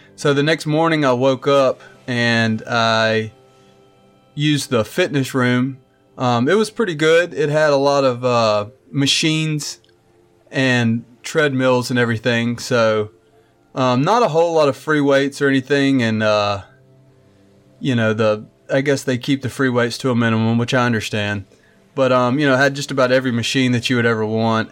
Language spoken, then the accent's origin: English; Mobile, Alabama, United States; we're from Mobile, and we celebrate Mardi Gras